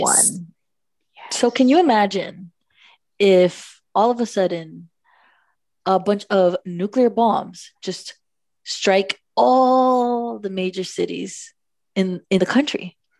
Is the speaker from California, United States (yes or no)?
no; Miami, Florida, United States; I am from Miami